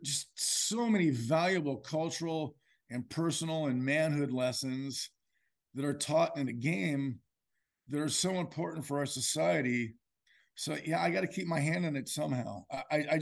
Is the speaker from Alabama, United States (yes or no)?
no; South Orange County, Southern California, United States; moved away as an adult; also born or lived in Iowa; now in Gold Beach, United States; I grew up in Southern California, South Orange County